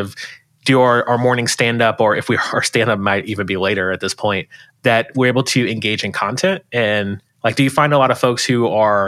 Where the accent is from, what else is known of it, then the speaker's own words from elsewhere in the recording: Florida, United States; moved away as an adult; now in Bay Area, United States; I'm originally from Florida